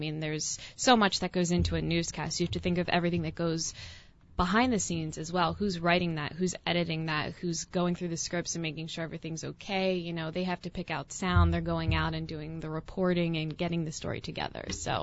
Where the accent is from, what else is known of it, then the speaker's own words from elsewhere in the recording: New Jersey, United States; moved away as an adult; also born or lived in Erie, Pennsylvania / Knoxville, Tennessee; I'm originally from South Jersey, right outside of Philadelphia. So kind of my hometown there